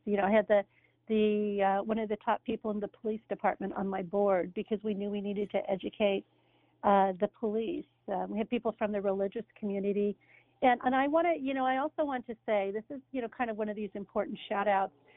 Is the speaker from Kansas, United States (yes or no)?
yes; Pittsburg, Kansas, United States; I grew up in a farm town uh, in what they would call Little Pittsburgh